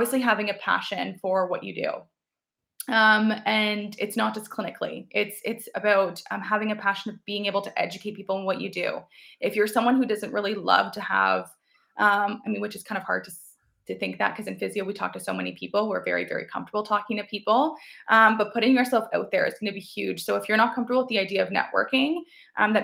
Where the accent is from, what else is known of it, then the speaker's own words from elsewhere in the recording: Chatham, Ontario, Canada; also born or lived in London, Ontario; to be in my hometown was huge because I already knew quite a few people, right, growing up there